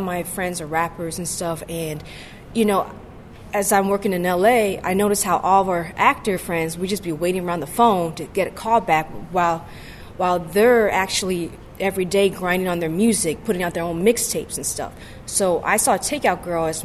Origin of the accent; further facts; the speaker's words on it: Oakland, California, United States; moved away as an adult; also born or lived in San Francisco, United States; now in Los Angeles, United States; growing up in Oakland Chinatown, San Francisco Chinatown